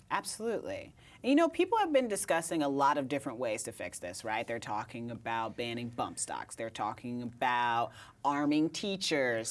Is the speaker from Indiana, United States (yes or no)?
yes; Indiana, United States; now in Brooklyn, United States; I'm from Indiana